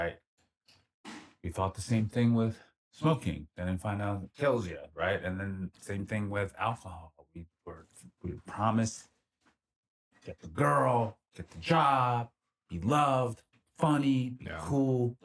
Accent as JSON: {"language": "English", "town": "Philadelphia", "region": "Pennsylvania", "country": "United States", "tie": "born or raised there", "moved": "as an adult", "lives_now": "Los Angeles, United States", "said": "back in my hometown, our hometown, Philly"}